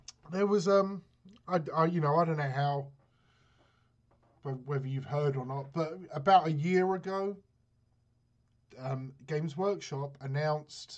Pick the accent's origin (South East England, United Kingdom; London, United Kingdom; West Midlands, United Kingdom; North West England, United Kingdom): London, United Kingdom; I'm from London, but my nan, my grandma was from a place called the Vartic